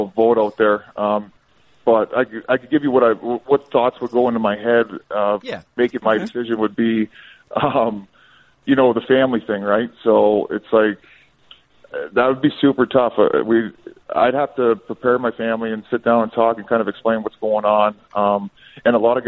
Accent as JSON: {"language": "English", "town": "Sault Ste. Marie", "region": "Ontario", "country": "Canada", "said": "I was from Sault Ste. Marie, so we played for the Greyhounds"}